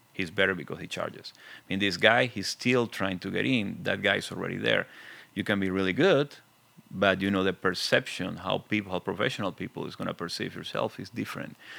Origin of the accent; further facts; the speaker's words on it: Venezuela; accent: very thick; English is a second language; moved away; I'm original from Venezuela, as you can see. I have a very thick accent